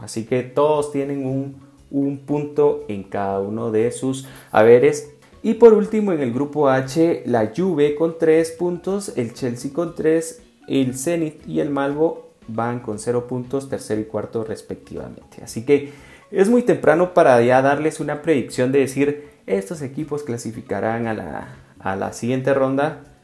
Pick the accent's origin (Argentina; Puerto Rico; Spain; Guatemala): Guatemala